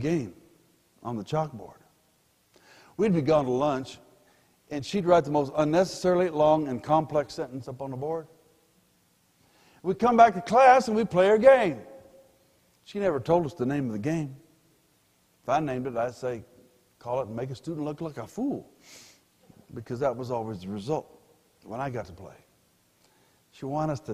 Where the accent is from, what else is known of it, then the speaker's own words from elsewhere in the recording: Pueblo, Colorado, United States; also born or lived in Denver, Colorado; I was born in Denver but grew up in Pueblo